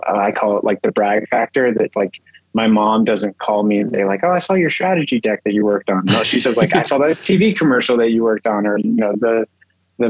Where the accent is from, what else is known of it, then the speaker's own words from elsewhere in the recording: Texas, United States; I grew up in Texas